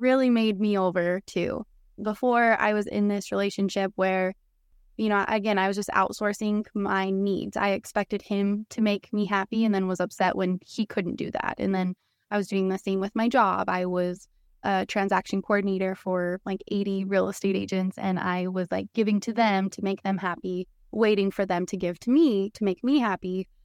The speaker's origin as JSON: {"language": "English", "town": "Salt Lake City", "region": "Utah", "country": "United States", "tie": "born or raised there", "moved": "as an adult", "said": "I'm from Salt Lake City, born and raised"}